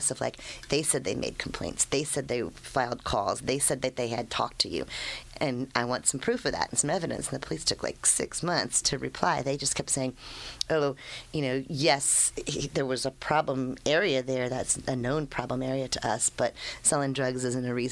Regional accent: D.C., District of Columbia, United States; I grew up outside of Washington, D.C.

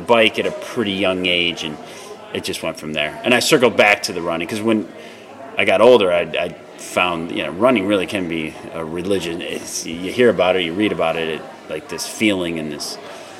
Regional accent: Marcellus, United States; born or raised there

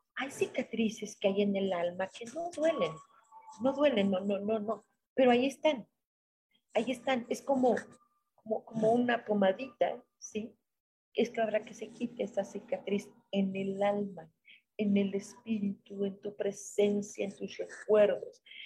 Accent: Mexico; nosotros como mexicanos

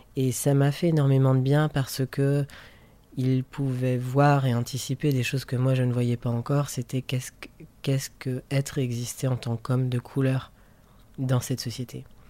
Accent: France; moved away as an adult; now in Brussels, Belgium; je suis français, j'habite à Bruxelles depuis 7 ans.

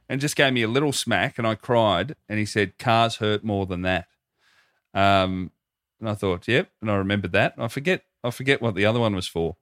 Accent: Australia

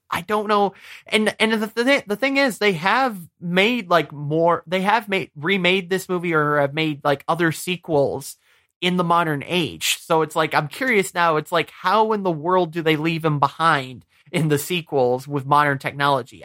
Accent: Michigan, United States; moved away; I'm originally from Michigan

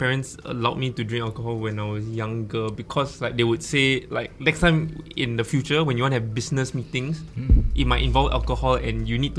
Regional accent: Malaysia; I'm Malaysian, so I'm particularly like invested in this.

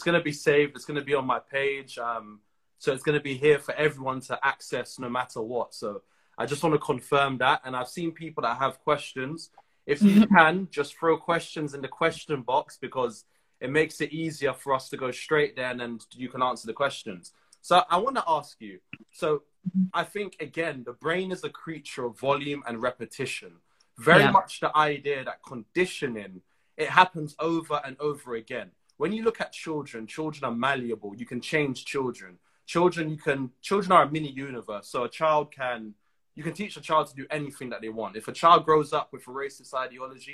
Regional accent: Trinidad & Tobago; I'm from Trinidad. In Trinidad, we have a large Indian population

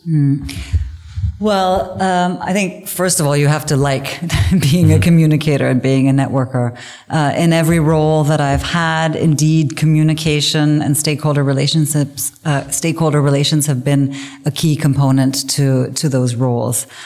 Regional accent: Canada; moved away as an adult; now in Germany; I grew up in in English speaking Canada

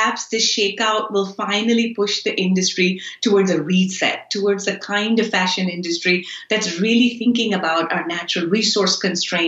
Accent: Karachi, Sindh, Pakistan; moved away; I grew up in Karachi, which is a production hub where a lot of our clothes come from.

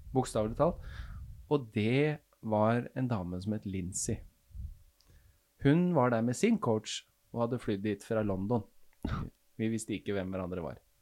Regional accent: Kløfta, Akershus, Norway; now in Porsgrunn, Norway; Jeg er fra Øvre Romerike

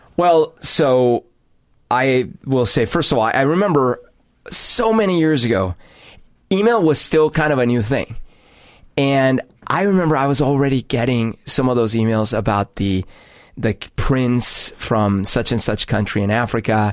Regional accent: Bogotá, Colombia; now in Seattle, United States; growing up in Bogota

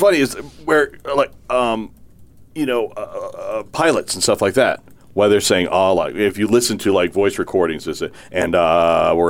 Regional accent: South Dakota, United States; I was from South Dakota

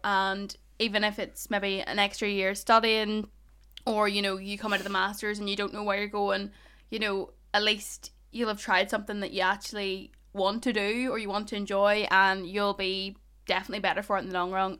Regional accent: Ballymena, Northern Ireland, United Kingdom; accent: Ballymena; I don't even have a strong Ballymena accent

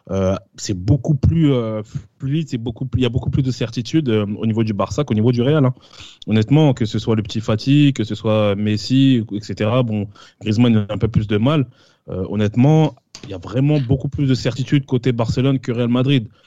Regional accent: Switzerland; mais après, moi je, suis, moi, je suis de la Suisse.

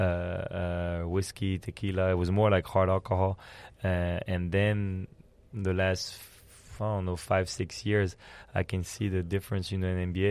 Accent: France; also born or lived in Belgium; now in San Antonio, United States; uh, I'm born in Belgium, but I grew up in France.

